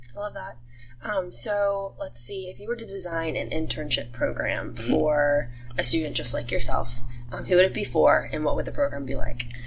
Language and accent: English; Charleston, United States; I'm from Charleston